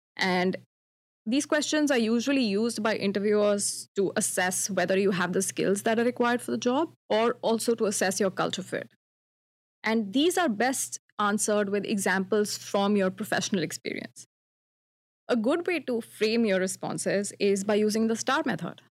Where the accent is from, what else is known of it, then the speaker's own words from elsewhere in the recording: India; moved away as an adult; now in Toronto, Canada; my home country, India